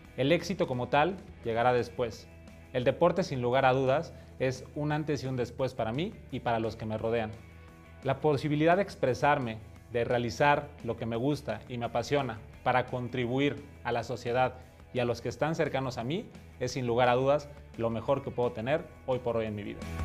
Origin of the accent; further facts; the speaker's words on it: Mexico; Soy mexicano, tengo 33 años